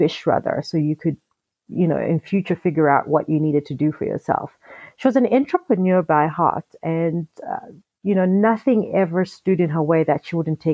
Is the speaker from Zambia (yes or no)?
yes; Zambia; I am South African because my father is South African, but I grew up in Zambia. My mother is Zambian